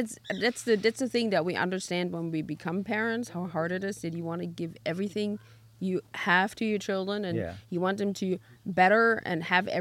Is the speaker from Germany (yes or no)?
yes; East Germany, Germany; when I grew up in East Germany